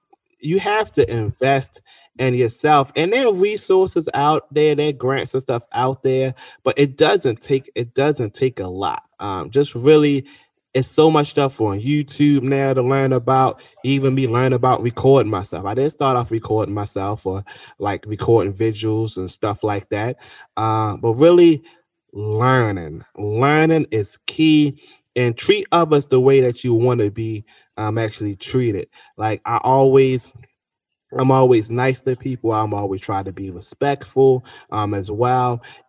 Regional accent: Baltimore, Maryland, United States; I'm actually from Cherry Hill, so I might be a little bit biased, but I don't think when it comes to South Baltimore, they may not get the same recognition or outlets as West Baltimore

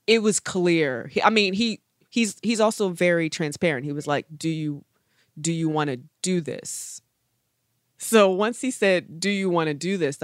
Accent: Baltimore, Maryland, United States; I'm from Baltimore, relatively bougie.

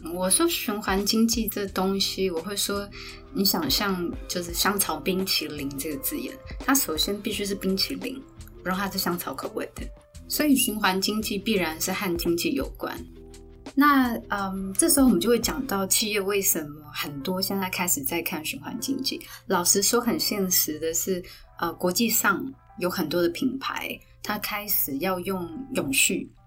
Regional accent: Taiwan; 我们台湾人

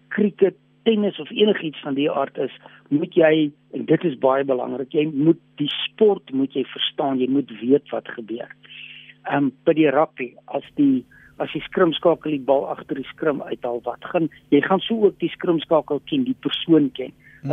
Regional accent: Western Cape, South Africa; also born or lived in Loeriesfontein, Northern Cape; now in Pretoria, South Africa; ek het wel in die Kaap het ek groot geword en daar skool gegaan

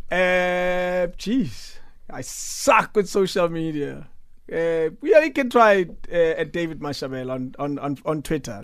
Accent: Pretoria, Gauteng, South Africa; I grew up in Mamelodi

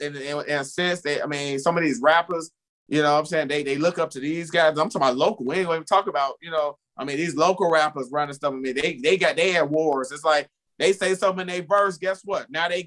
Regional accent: Chicago, Illinois, United States; West Side. West Side of Chicago.

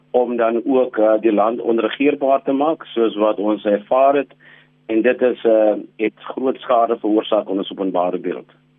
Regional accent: South Africa; ons as die gemiddelde Suid-Afrikaners

